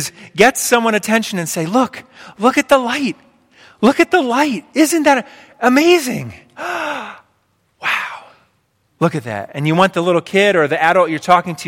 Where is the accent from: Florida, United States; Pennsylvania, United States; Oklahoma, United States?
Pennsylvania, United States; I grew up in Pennsylvania. My whole life I've lived in Pennsylvania